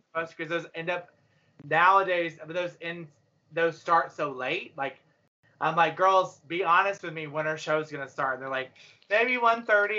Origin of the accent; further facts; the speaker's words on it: Gaffney, South Carolina, United States; I'm from Gaffney, South Carolina